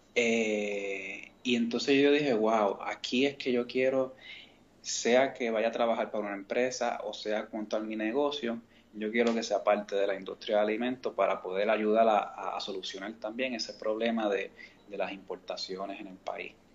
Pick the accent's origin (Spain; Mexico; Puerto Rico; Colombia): Puerto Rico; Mayagüez; also born or lived in San Juan; yo soy natural de San Juan, pero me crié en Mayagüez